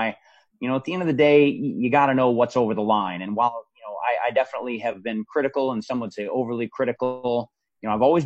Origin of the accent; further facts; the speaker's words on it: Spokane, Washington, United States; moved away as an adult; I grew up in Spokane, Washington